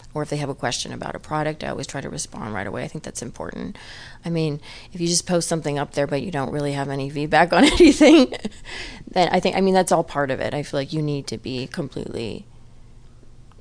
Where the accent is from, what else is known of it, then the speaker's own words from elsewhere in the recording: Los Angeles, California, United States; I was born and raised near Pasadena in Eagle Rock